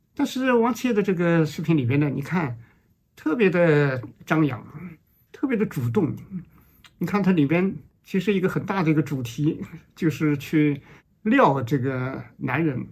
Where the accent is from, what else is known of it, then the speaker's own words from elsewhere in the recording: China; 我们中国人